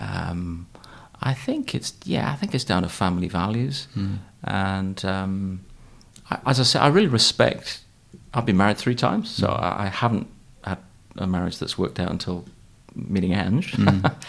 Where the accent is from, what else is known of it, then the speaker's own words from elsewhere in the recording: Newcastle upon Tyne, North East England, United Kingdom; I was raised in Newcastle